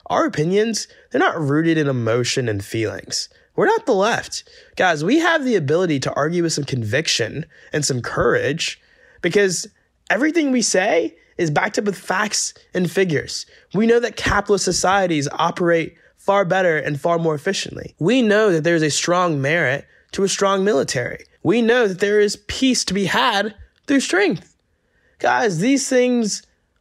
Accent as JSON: {"language": "English", "region": "Georgia", "country": "United States", "moved": "yes", "said": "my home state of Georgia"}